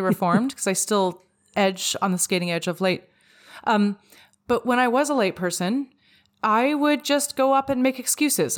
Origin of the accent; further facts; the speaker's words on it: Vancouver, British Columbia, Canada; I'm from Vancouver, where, like, it rains for three days straight.